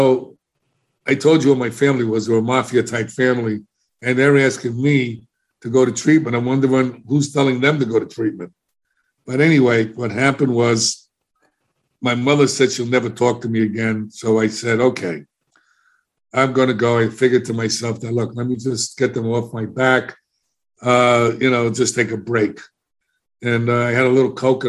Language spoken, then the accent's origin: English; New York City, New York, United States; moved away; also born or lived in Florida; I was embarrassed about the way I spoke because I'm a New Yorker